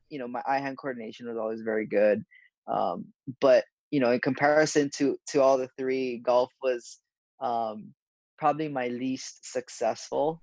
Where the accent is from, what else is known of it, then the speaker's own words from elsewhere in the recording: Honolulu, Hawaii, United States; moved away; I'm from Honolulu, Hawaii